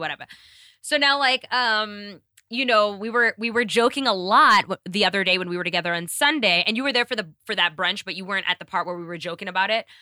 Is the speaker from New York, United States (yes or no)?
yes; New York City, New York, United States; moved away; also born or lived in Kenya; being a New Yorker.